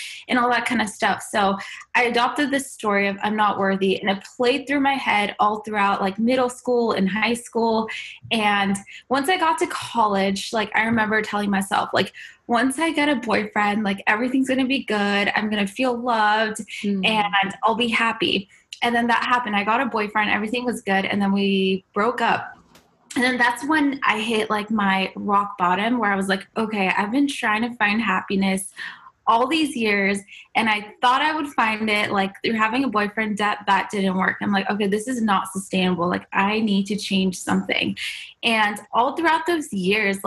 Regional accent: United States; born or raised there; also born or lived in Iran

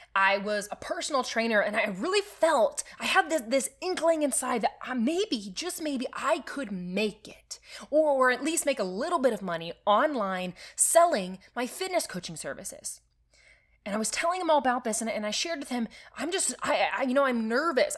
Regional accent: Nebraska, United States; I am from Nebraska

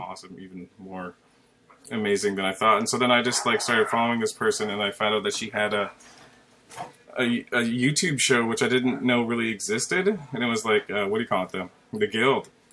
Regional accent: Canada; I'm Canadian too

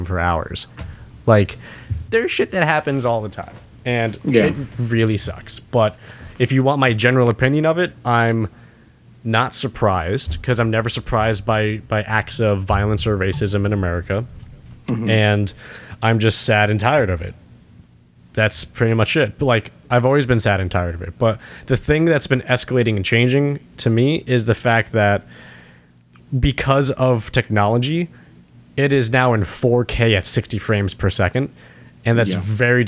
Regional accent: United States; I'm an American

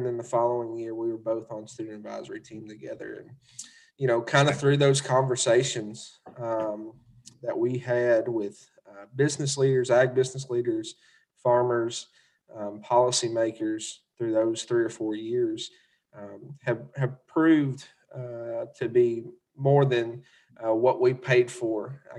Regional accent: Kentucky, United States; It wasn't until I went to Kansas City that I realized I had an accent. Because all them Midwestern kids were like, where are you from? And I said, Kentucky.

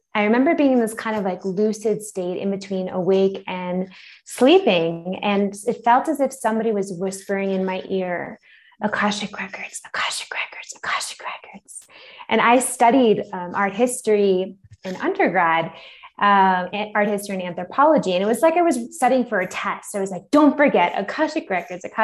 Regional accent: Long Island, New York, United States; moved away as an adult; also born or lived in Philadelphia / Manhattan; now in Mexico City, Mexico; I grew up on Long Island, so right outside of the city.

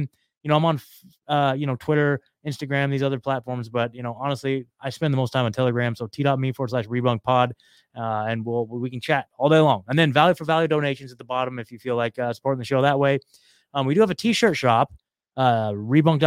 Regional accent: Oregon, United States; moved away as an adult; also born or lived in Eugene, Oregon; now in Franklin, Tennessee, United States; I was coming from Oregon. So, like, it was I mean, dude, I was born and raised there. Spent my whole life there. I'm a, you know, proud Oregonian

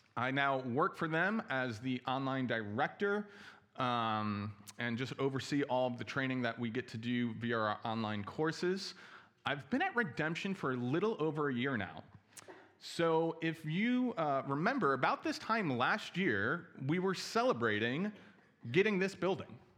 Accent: New Jersey, United States; also born or lived in Chicago; now in Milwaukee, United States; I'm originally from New Jersey

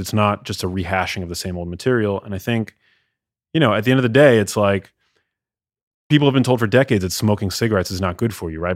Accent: New York, United States; also born or lived in Los Angeles; as a kid growing up in New York

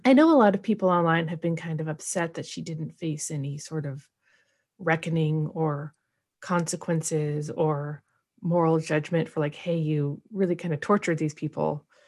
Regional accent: Portland, Oregon, United States; we're both from Portland

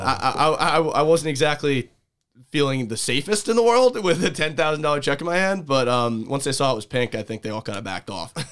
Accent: Monmouth County, New Jersey, United States; growing up in Monmouth County

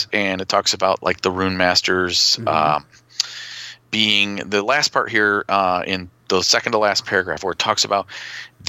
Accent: United States; we're both American

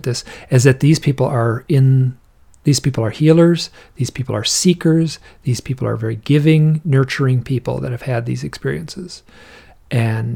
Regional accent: Michigan, United States; I'm from Michigan.

